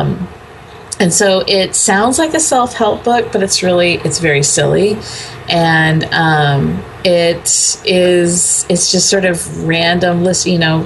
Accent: California, United States; moved away as an adult; I was a fifth generation Californian before I moved

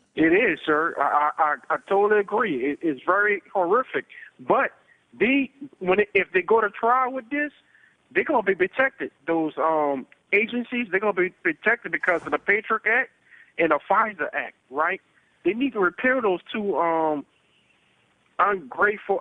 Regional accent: New Orleans, Louisiana, United States; I'm from New Orleans

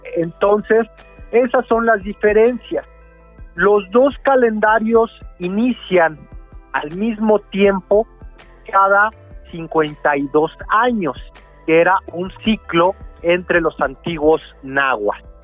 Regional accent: Mexico

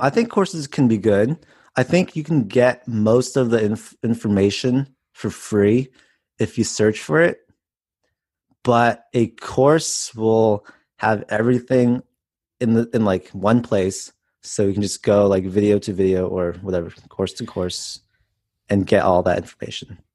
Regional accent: Palo Alto, California, United States; now in Southern California, United States; I grew up in the Bay Area in Palo Alto.

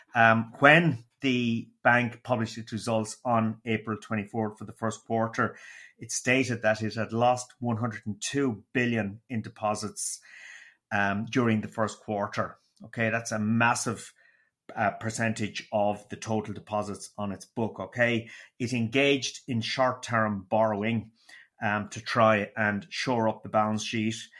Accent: Waterford, Munster, Ireland; accent: Waterford; it was a beautiful, dulcet Waterford accent

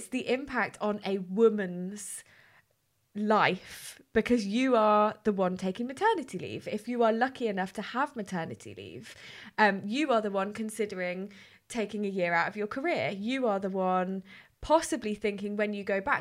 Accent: United Kingdom; as British people

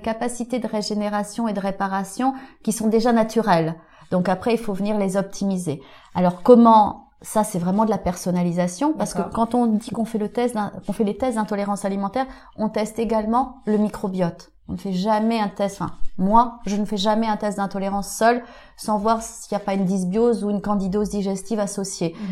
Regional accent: Auvergne-Rhône-Alpes, France; je suis auvergnate élevée à la campagne

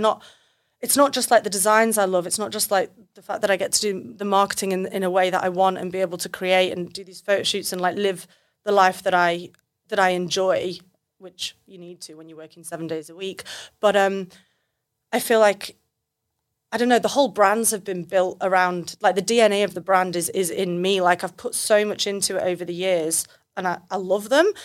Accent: United Kingdom; now in Australia; I'm British

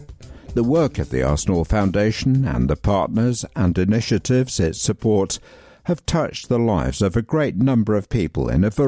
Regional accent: Netherlands; now in London, United Kingdom; I'm from the Netherlands, but I lived near Emirates Stadium until recently moving to East London as part of my job

